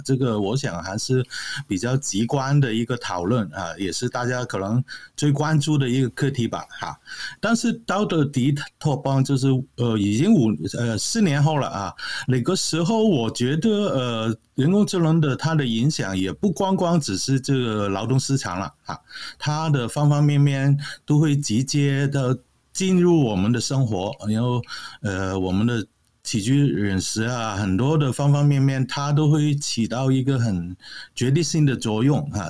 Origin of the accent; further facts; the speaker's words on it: Hong Kong; moved away as an adult; now in Canada; 我是来自香港嘛，啊，现在只是搬到加拿大去